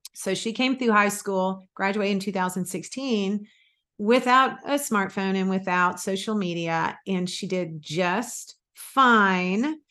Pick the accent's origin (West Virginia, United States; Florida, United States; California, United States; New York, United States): Florida, United States; also born or lived in Mississippi; I was born in Mississippi and actually grew up most of my school years in Florida